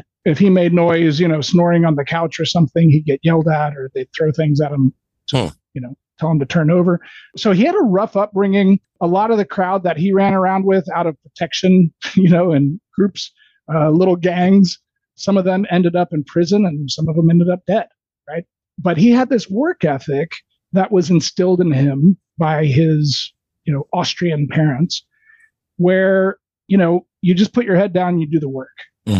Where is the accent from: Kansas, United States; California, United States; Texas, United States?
Texas, United States; Houston; I was born and raised in Houston, Texas. I grew up in the Cypress area.